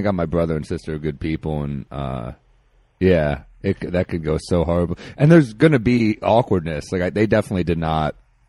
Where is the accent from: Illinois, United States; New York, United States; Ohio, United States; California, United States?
New York, United States; New York City; also born or lived in New Orleans; I grew up in Manhattan.